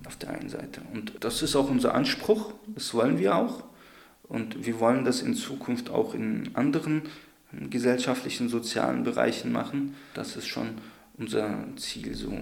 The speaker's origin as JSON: {"language": "German", "town": "Darmstadt", "region": "Hesse", "country": "Germany", "tie": "born or raised there", "moved": "as an adult", "lives_now": "Leipzig, Germany", "said": "aus meiner Heimatstadt in Darmstadt"}